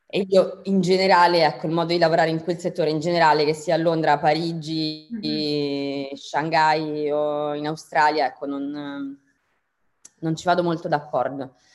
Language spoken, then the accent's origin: Italian; Rome, Lazio, Italy; moved away as an adult; also born or lived in London / New York; io sono di Roma